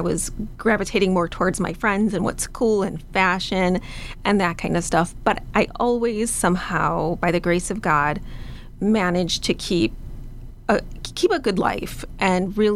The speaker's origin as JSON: {"language": "English", "town": "Chicago", "region": "Illinois", "country": "United States", "tie": "born or raised there", "said": "I was born and raised in Chicago"}